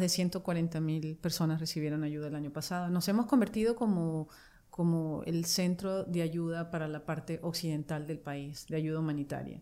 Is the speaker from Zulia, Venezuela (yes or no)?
yes; Maracaibo, Zulia, Venezuela; moved away as an adult; also born or lived in Barquisimeto, Venezuela / France / Mexico / Italy; now in United States; Y cuando fuimos a vivir a Maracaibo, que yo estuve ahí en total como que nueve años